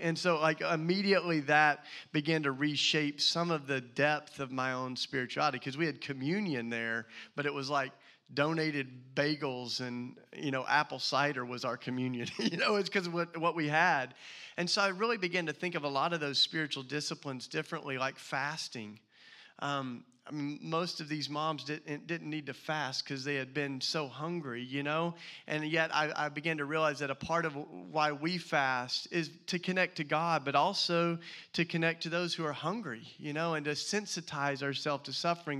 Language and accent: English; the South, United States; accent: Southern; moved away as an adult; now in Philadelphia, United States; my Southern accent